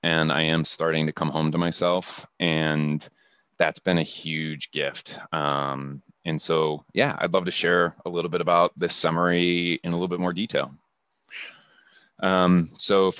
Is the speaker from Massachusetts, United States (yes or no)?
no; Akron, Ohio, United States; moved away as an adult; now in Seattle, United States; I'm just a kid from Akron, Ohio. So I grew up in Akron